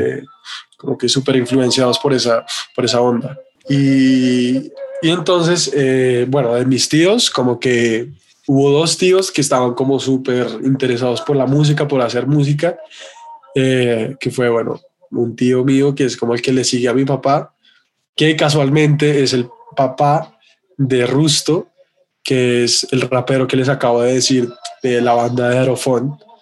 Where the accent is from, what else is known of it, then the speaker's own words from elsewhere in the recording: Bogotá, Colombia; also born or lived in London; soy un artista bogotano